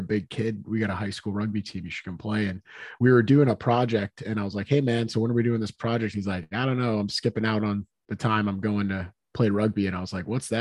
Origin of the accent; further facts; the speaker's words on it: Hooksett, New Hampshire, United States; also born or lived in Manchester, New Hampshire; I am from Hooksett, New Hampshire, but I currently reside in Manchester, and I have lived in New Hampshire my entire life